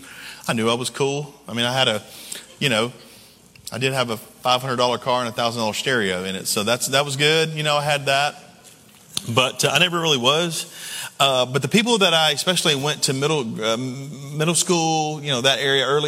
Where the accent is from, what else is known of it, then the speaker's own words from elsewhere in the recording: Camden and Waverly, West Tennessee, United States; moved away; my original hometown was in West Tennessee. It was in Camden and Waverly, Tennessee